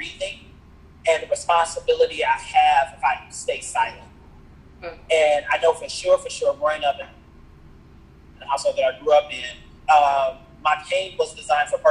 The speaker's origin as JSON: {"language": "English", "town": "Chicago", "region": "Illinois", "country": "United States", "tie": "born or raised there", "also_born_or_lived": "New York City", "moved": "yes", "said": "I was born and raised in Chicago"}